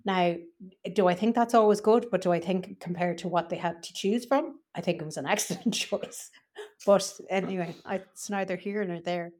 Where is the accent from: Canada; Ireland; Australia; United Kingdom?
Ireland; I was from Ireland